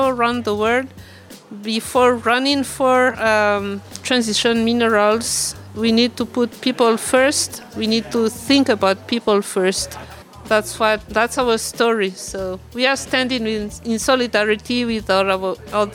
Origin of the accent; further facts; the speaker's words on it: Madagascar; I'm from Madagascar